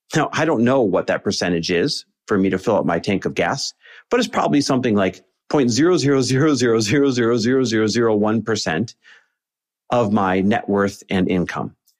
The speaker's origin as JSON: {"language": "English", "town": "Green Bay", "region": "Wisconsin", "country": "United States", "tie": "born or raised there", "said": "I grew up in Green Bay, Wisconsin"}